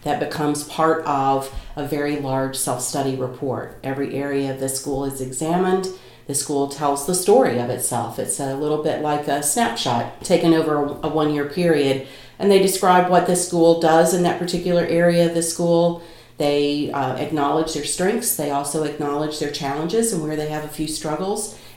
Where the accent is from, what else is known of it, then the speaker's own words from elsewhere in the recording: North Carolina, United States; accent: Kentucky twang; also born or lived in Kentucky; now in Chicago, United States; I was raised in North Carolina